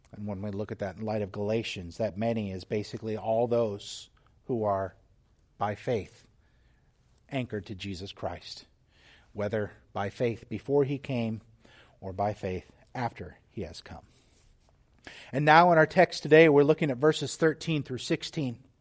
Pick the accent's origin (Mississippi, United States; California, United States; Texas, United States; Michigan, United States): Texas, United States; moved away; also born or lived in Whidbey Island, Washington; I'm from Texas